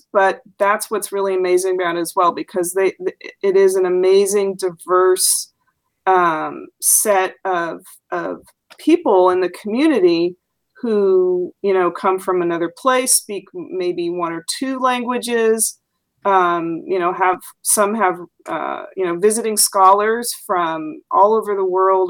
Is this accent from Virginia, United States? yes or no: no; San Francisco, California, United States; also born or lived in El Dorado County, California; I grew up in San Francisco